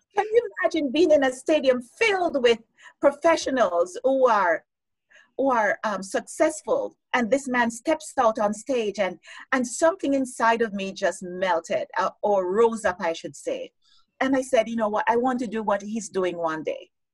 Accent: Jamaica; moved away as an adult; also born or lived in United States; now in Canada; growing up in Jamaica to going to the US, studying, moving to Canada, and, you know, um, living in Canada for the last what, 15, almost 16 years

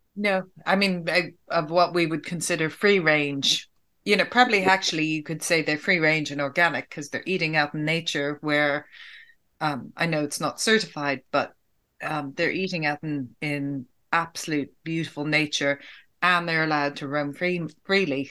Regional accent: Ireland; as an Irish person

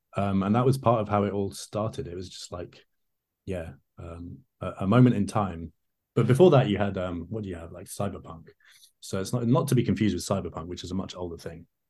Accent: London, United Kingdom; I grew up in London

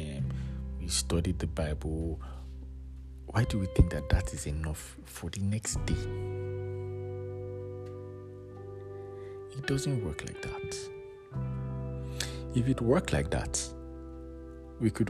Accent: Nigeria; my home country, Nigeria

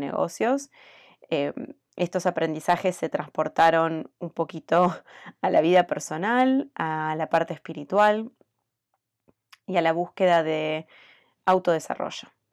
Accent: Argentina; moved away as an adult; now in United States; soy argentina hace 18 años que vivo en Estados Unidos

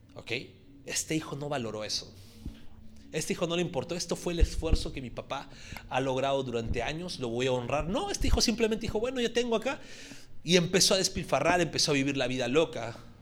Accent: Puerto Rico; estoy hablando como puertorriqueño

